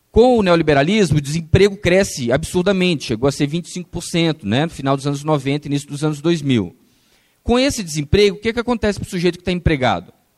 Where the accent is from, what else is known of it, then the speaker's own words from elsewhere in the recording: Brazil; nós, enquanto brasileiros